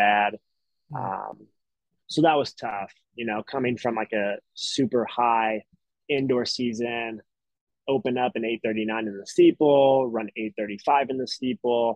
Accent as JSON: {"language": "English", "region": "Tennessee", "country": "United States", "moved": "yes", "lives_now": "Boston, United States", "said": "I'm from Tennessee"}